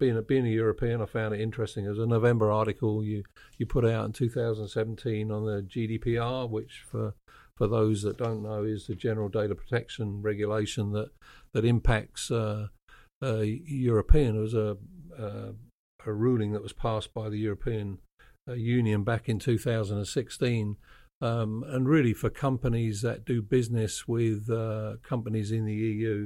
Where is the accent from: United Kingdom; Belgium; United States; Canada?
United Kingdom; I'm British.